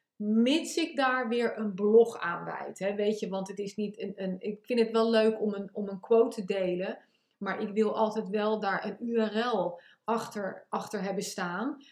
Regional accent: The Hague, South Holland, Netherlands; accent: Haags; mijn Haagse accent en mijn Amerikaanse heen en weer eh, van voren naar achter uh, zinsopbouw

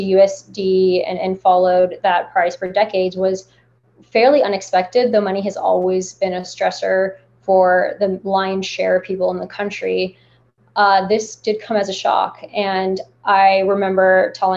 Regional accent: United States; I was born in the States, but my entire extended family and parents are from Lebanon.

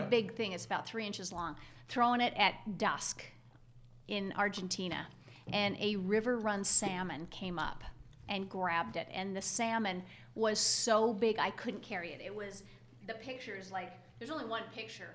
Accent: Alpine, Utah, United States; also born or lived in Ephraim; I ended up buying my childhood home in Alpine

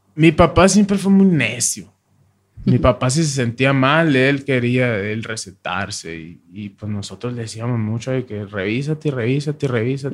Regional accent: Hermosillo, Sonora, Mexico; now in Agua Prieta, Mexico; Yo nací en Hermosillo, en el 87

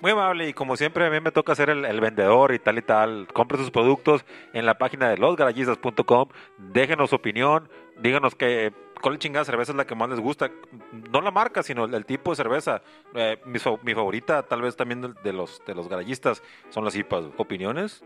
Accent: Mexico; Yo soy mexicano

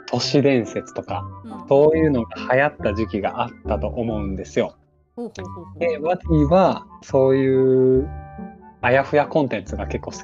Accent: Kyoto, Japan; 京都生まれ京都育ちでございますので

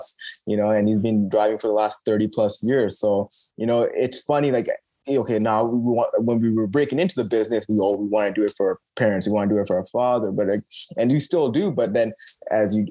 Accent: Canada; We're Canadian kids that grew up playing ice hockey

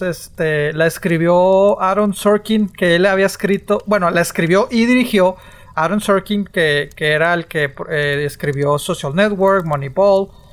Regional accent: northern Mexico, Mexico; en el norte hablamos diferente

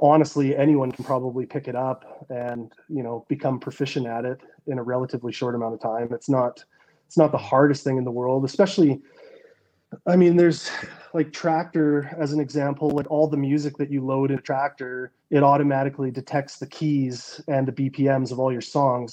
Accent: west coast of Canada, British Columbia, Canada; the town I grew up in in Canada on the west coast, like not a big city by any means. Like I think you know less than two hundred thousand people

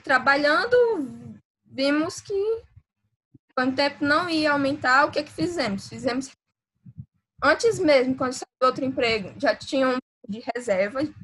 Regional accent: interior of Ceará, Brazil; eu sou do interior do Ceará

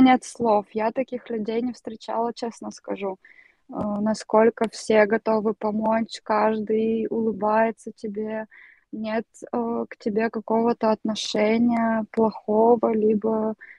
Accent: Russia; also born or lived in Kyiv, Ukraine / China / Beirut, Lebanon; now in Lithuania; по акценту все равно слышно, что я не из Украины

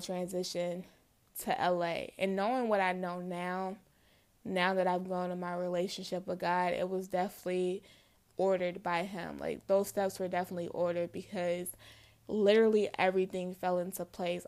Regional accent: Midwest, United States; moved away as an adult; also born or lived in Los Angeles; I'm from the Midwest. I had never left the Midwest at this point.

